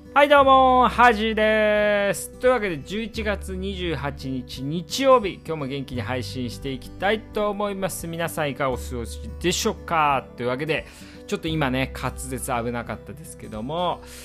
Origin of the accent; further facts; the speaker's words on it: Iwate, Japan; now in Tokyo, Japan; 私ね岩手出身なんですけど